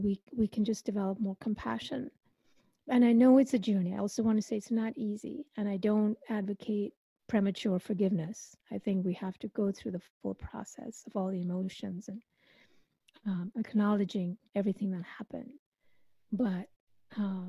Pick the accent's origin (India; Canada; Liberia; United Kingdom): India; I come from India, so I believe in past lives